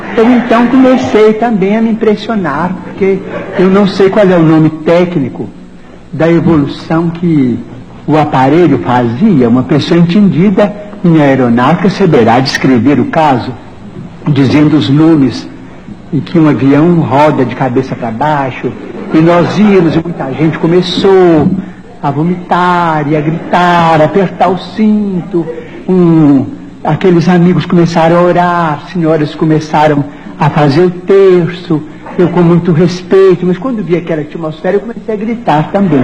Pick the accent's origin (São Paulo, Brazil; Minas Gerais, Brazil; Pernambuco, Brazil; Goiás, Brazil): Minas Gerais, Brazil; Pedro Leopoldo; now in Uberaba, Brazil; Pedro Leopoldo, a terra onde nasci